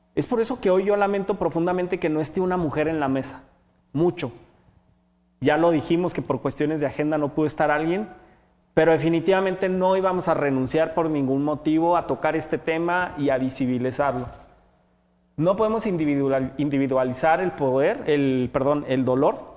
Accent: Mexico

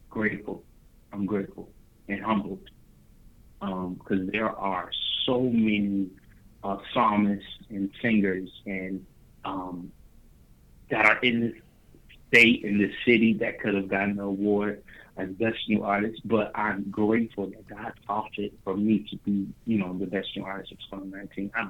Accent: Dayton, Ohio, United States; Hometown, Dayton, Ohio, 937. I've been in Dayton, Ohio all of my life, all 23 years of my life. Uh, born and raised in Dayton

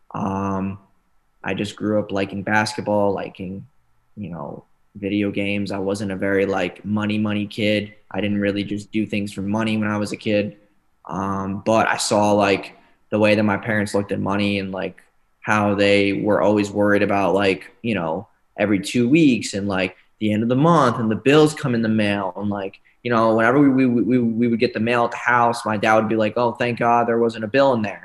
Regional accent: New York, United States; moved away; I'm from New York originally

